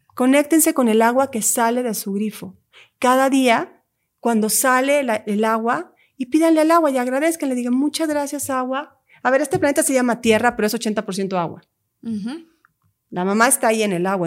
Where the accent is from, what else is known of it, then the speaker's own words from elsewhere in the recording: Lake Atitlán, Sololá, Guatemala; mi tierra, Guatemala. Hay un lago en Guatemala que es mi lugar sagrado, que es donde yo crecí